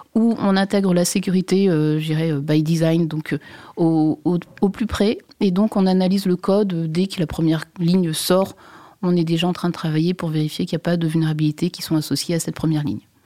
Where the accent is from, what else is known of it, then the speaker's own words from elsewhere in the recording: Brittany, France; je suis bretonne